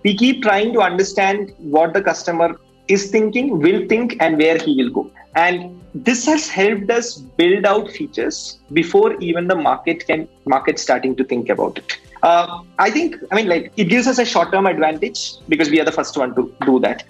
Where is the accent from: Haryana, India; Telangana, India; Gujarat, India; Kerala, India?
Kerala, India; Kannur; moved away; my hometown, which is Kannur.